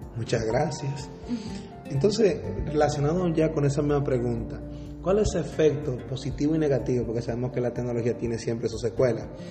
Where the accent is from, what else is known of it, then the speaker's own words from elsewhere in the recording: Dominican Republic; nuestra sociedad dominicana